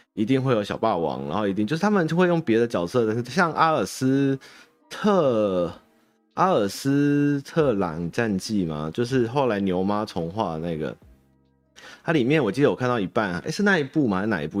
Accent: Taiwan; 关我台湾人什么事嘛

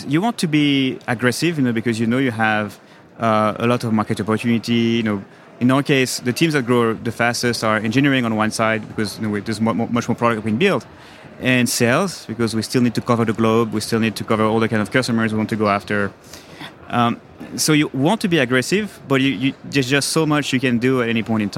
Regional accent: France; accent: French; moved away as an adult; now in New York, United States; Grew up in France, moved to the US in 1999

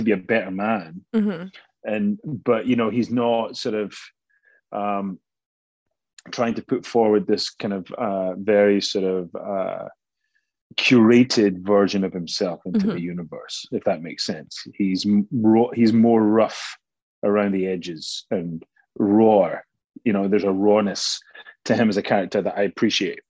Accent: Scotland, United Kingdom; moved away; I'm Scottish

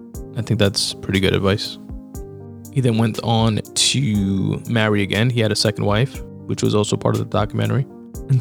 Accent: New York City, New York, United States; being born and raised in Queens

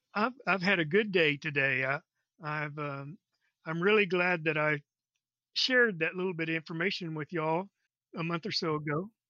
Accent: Texas, United States; I live in Corpus Christi, Texas. I've lived in around Texas most of my life

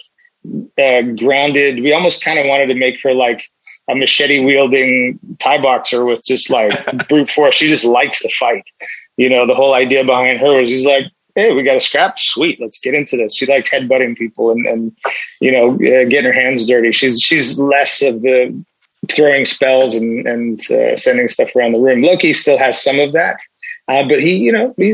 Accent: British Columbia, Canada; also born or lived in United Kingdom / Nigeria / South Africa; We immigrated to Canada and I grew up in Canada.

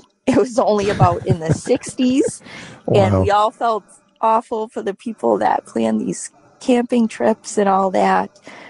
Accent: Massachusetts, United States; moved away as an adult; now in New Hampshire, United States; I know I grew up in Massachusetts. We moved to New Hampshire a little over 5 years ago.

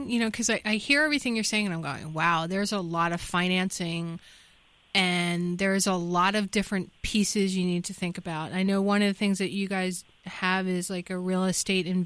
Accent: Northeast, United States; moved away; I come from the Northeast where commuting was what people did

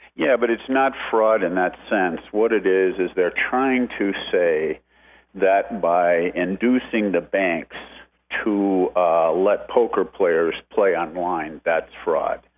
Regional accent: Canada; now in Las Vegas, United States; I'm Canadian

